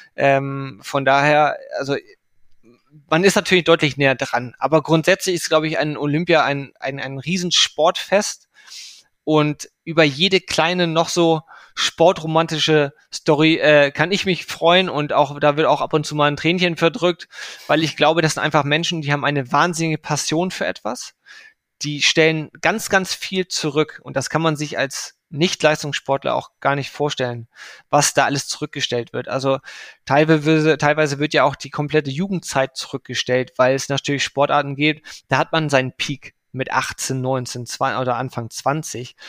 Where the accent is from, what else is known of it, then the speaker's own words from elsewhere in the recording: Hamburg, Germany; man fiebert als Hamburger natürlich immer mit den Hockey-Teams